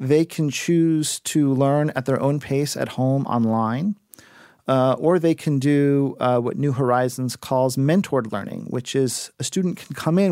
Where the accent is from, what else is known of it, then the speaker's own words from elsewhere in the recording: South Florida, United States; moved away; also born or lived in New York City; I am originally from South Florida, and I was visiting my family in Miami